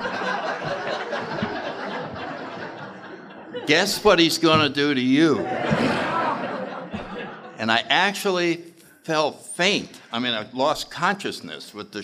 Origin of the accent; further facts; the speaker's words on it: New Haven, Connecticut, United States; I grew up in New Haven, Connecticut in the 30s